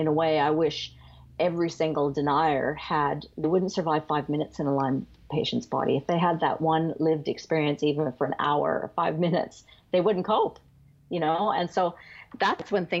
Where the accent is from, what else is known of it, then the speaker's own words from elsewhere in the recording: Canada; now in Australia; I am Canadian by birth